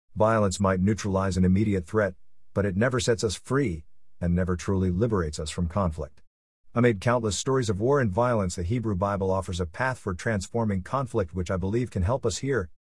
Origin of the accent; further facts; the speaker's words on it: United States; I'm an American Jew with deep and strong connections to the people, state, and land of Israel